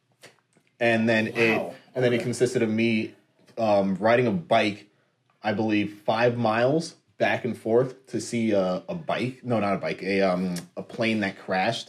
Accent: New York City, New York, United States; New York

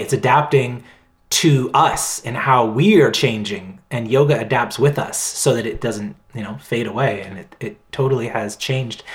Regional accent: Halifax, Nova Scotia, Canada; now in Victoria, Canada; I'm in Victoria in British Columbia, uh, Vancouver Island. Um, but I'm from Halifax, Nova Scotia, the whole other end of the country

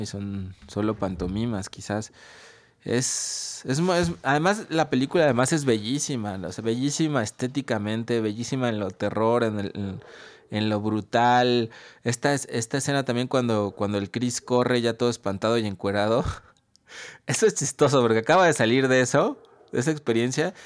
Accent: Mexico; aquí en México

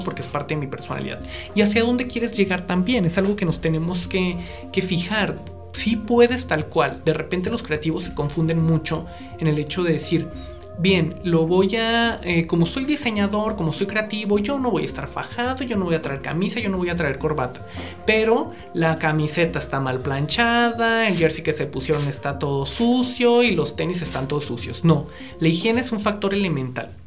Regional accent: northern Mexico, Mexico; Yo crecí en el norte de México, soy norteño

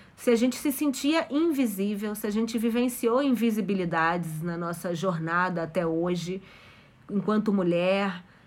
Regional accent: Brazil; also born or lived in Mexico; cresci no Brasil

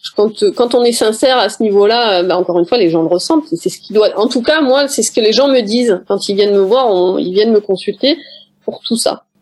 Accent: Paris, Île-de-France, France; moved away as an adult; je suis parisienne d'origine, même si je vis dans le sud de la France aujourd'hui

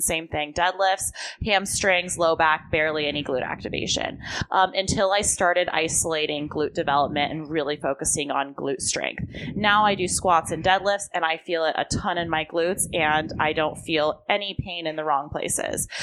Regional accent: Long Beach, California, United States; also born or lived in Texas / Orange County / Santa Monica; I grew up in Long Beach

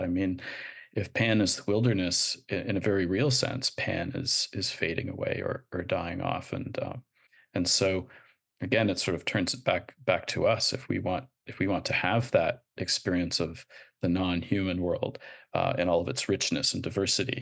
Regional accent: Canada; moved away; I'm, I'm Canadian

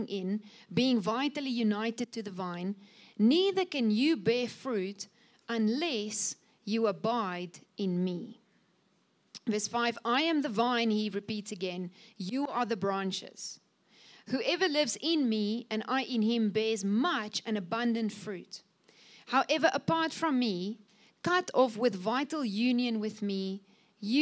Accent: Cape Winelands, Western Cape, South Africa; I'm coming from the Cape Winelands

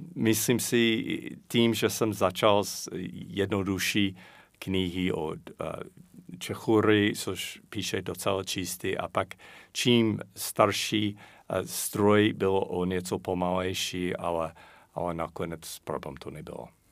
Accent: United States; Czech is a second language; moved away as an adult; now in Czech Republic; A já jako Američan

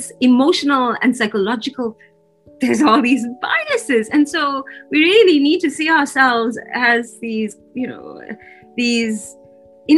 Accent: South Africa; moved away; I grew up in South Africa in the middle of apartheid.

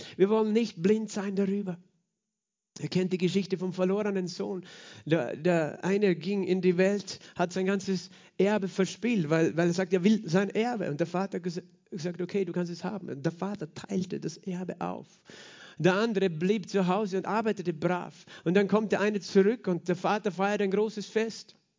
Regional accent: Austria; als Österreicher

